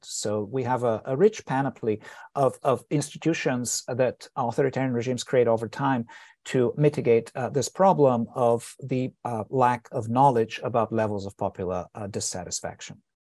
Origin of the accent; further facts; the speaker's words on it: Bulgaria; moved away; I was born in Bulgaria. I grew up there, and I was fourteen when eight and nine came along